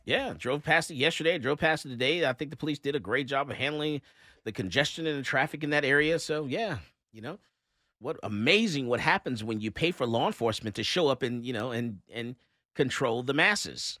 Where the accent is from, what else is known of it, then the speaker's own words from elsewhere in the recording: Fort Lauderdale, Florida, United States; moved away; I've lived in Florida. I, I'm from Fort Lauderdale myself